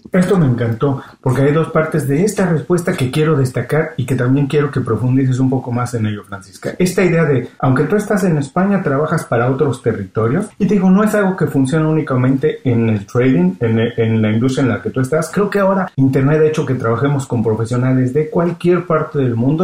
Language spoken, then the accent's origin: Spanish; Mexico City, Mexico; also born or lived in Guadalajara; now in Miami, United States; yo vivo en Miami, soy mexicano y estoy en Miami